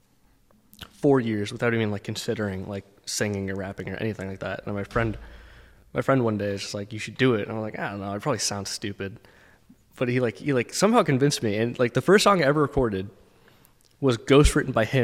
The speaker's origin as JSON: {"language": "English", "town": "Lowell", "region": "Massachusetts", "country": "United States", "tie": "born or raised there", "also_born_or_lived": "Dracut, Massachusetts / Southern New Hampshire", "said": "So I grew up in Lowell, Massachusetts until I was about, I think, 11. And then I moved to Drake at Mass"}